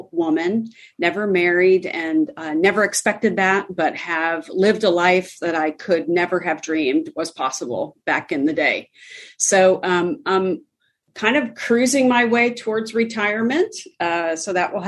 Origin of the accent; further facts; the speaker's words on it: Pennsylvania, United States; I was born in Pennsylvania